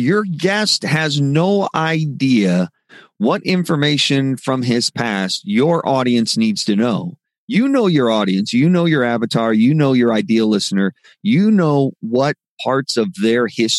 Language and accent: English; Midwest, United States; I grew up in the Midwest.